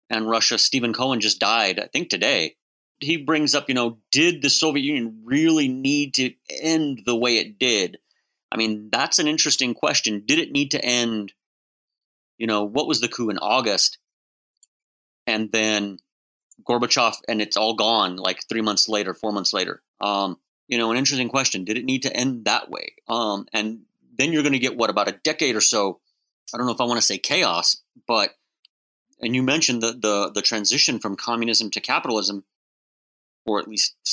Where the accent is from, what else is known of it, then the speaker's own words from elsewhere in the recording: Texas, United States; I said I'm from Texas. People were like, "You're not from Texas," and I'm like, yeah, I I think I know where I'm from. I'm from Texas. And they're like, no, you don't have a Texas accent.